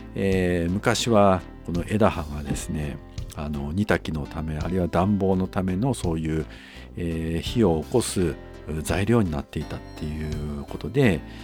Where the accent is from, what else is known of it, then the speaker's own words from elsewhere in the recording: Tonami area, Toyama, Japan; 私の出身地である砺波地方